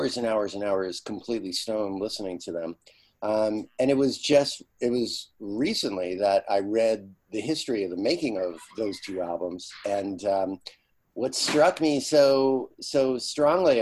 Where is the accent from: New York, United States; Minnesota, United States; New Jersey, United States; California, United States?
New York, United States; Yonkers; I grew up in Yonkers, New York, a suburb of New York City